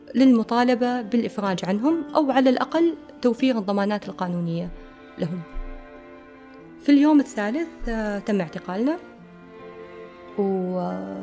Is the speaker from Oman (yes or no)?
yes; Oman; كمواطنين إحنا عمانيين هذه بلدنا